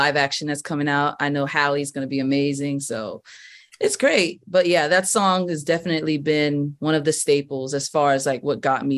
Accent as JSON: {"language": "English", "town": "Miami", "region": "Florida", "country": "United States", "moved": "as an adult", "lives_now": "Georgia, United States", "said": "I'm originally from Miami, and then I moved to Georgia around 2016"}